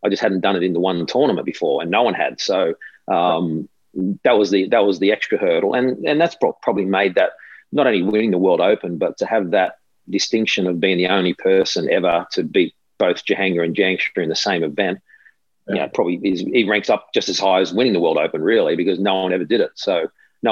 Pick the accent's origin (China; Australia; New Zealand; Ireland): Australia; playing it on your home soil